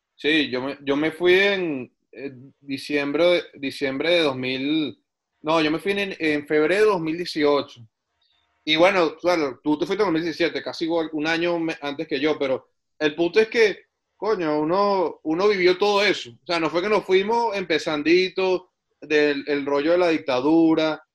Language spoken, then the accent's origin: Spanish; San Antonio de los Altos, Miranda, Venezuela; moved away as an adult; also born or lived in Caracas; now in Canada; somos amigos desde el colegio allá en San Antonio de los Altos